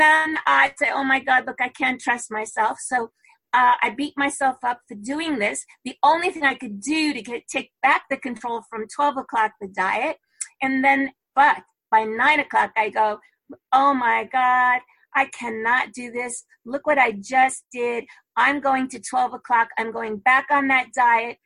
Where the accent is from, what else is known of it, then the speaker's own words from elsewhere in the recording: New York City, New York, United States; I'm originally from Brooklyn